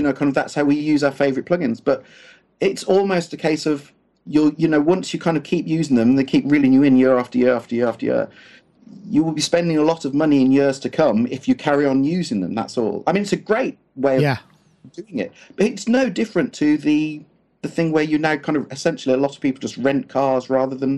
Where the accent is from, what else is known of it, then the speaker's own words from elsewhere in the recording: United Kingdom; we're British